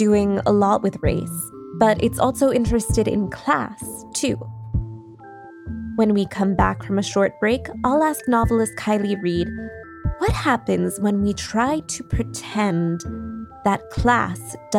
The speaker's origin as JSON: {"language": "English", "town": "Philadelphia", "region": "Pennsylvania", "country": "United States", "tie": "born or raised there", "said": "And I grew up in Philly. We all respect it."}